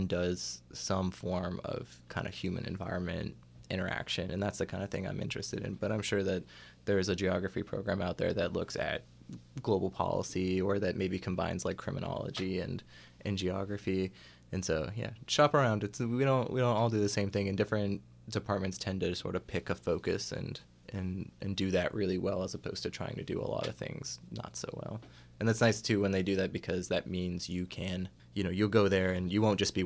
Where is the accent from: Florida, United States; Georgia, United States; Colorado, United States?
Florida, United States; Gainesville; I grew up, within the city limits, yes, I did.